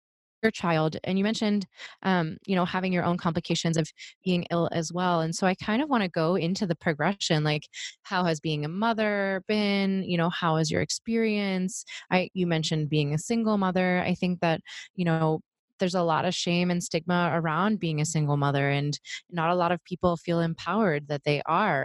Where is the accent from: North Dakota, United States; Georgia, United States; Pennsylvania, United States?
Pennsylvania, United States; Pittsburgh; moved away; I'm from the East Coast, I'm from Pittsburgh